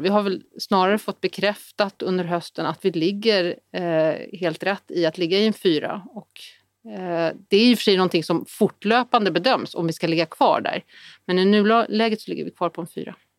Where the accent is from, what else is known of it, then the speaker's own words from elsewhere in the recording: Sweden; vi är otroligt många svenskar